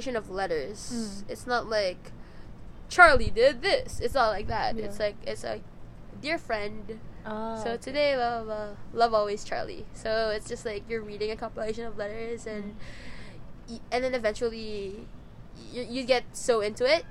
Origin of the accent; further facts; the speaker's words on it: Philippines; I'm from the Philippines.